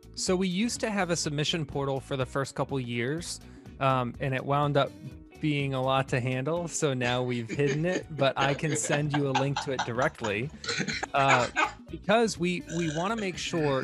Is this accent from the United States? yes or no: yes; Tampa, Florida, United States; I grew up in Tampa, Florida